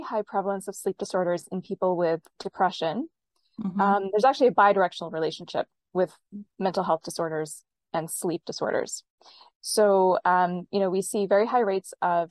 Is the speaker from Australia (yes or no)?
no; Western Canada, Canada; also born or lived in Bay Area, California; now in California, United States; I'm based in California in the Bay Area, but I grew up in Western Canada